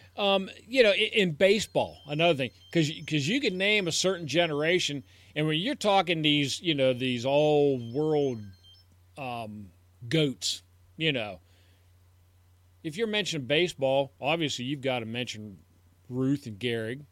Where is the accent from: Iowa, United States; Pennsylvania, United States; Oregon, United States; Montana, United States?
Pennsylvania, United States; Pittsburgh; we're from the Pittsburgh area